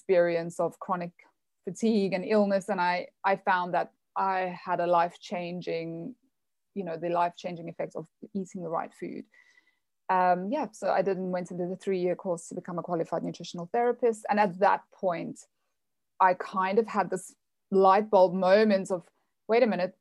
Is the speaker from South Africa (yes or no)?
yes; South Africa; moved away as an adult; also born or lived in United States; I'm from South Africa. I was born and raised kind of on the farm country in the middle of nowhere